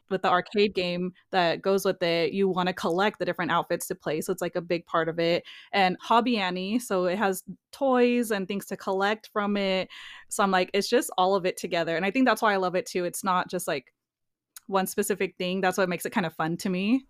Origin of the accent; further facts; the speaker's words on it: near the Bay Area, California, United States; born and raised in California, kinda near the Bay Area